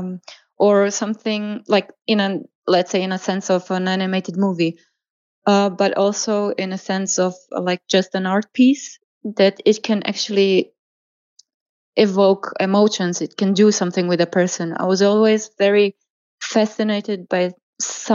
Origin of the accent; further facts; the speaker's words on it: Croatia; now in Germany; I was born and raised in Croatia